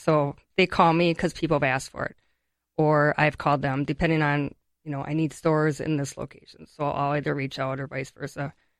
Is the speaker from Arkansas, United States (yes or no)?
no; Ellsworth, Wisconsin, United States; Ellsworth, Wisconsin.